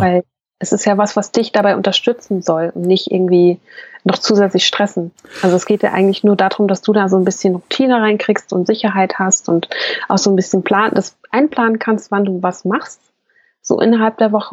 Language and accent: German; Hesse, Germany; Ich bin ja aus Hessen